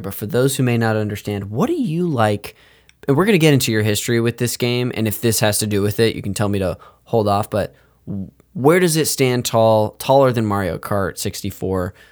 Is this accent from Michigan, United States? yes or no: no; Modesto, California, United States; I'm from Modesto, California